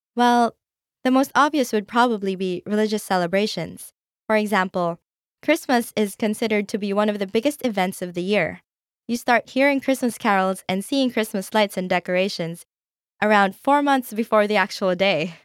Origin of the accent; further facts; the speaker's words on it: Philippines; my home country, the Philippines.